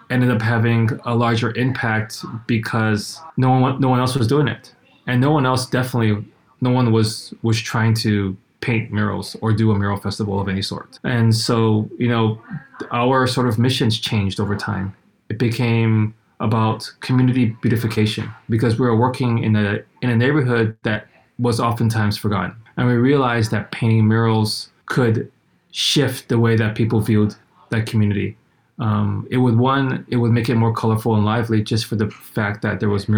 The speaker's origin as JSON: {"language": "English", "region": "Hawaii", "country": "United States", "tie": "born or raised there", "also_born_or_lived": "San Francisco, United States", "moved": "as an adult", "said": "So I grew up in Hawaii and I left for college in the Bay Area in San Francisco."}